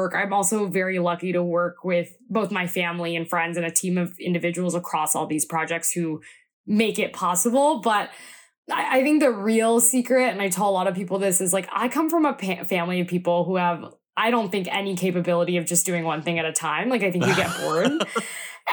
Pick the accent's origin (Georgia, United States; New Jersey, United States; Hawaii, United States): Georgia, United States; Atlanta; I'm originally from the Atlanta area